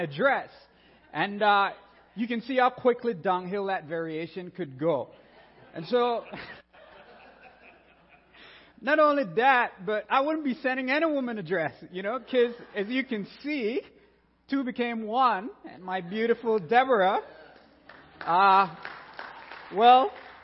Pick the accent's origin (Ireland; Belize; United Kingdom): Belize; moved away; I'm a Caribbean boy, born and raised in Belize, land of the free by the Carib Sea